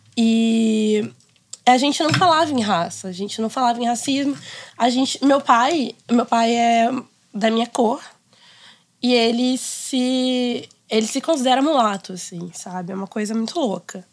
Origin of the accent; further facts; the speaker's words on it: Rio de Janeiro, Brazil; Eu cresci em Ipanema e eu estudei a vida inteira, basicamente, não sei, uns, mais de dez anos no Notre Dame de Ipanema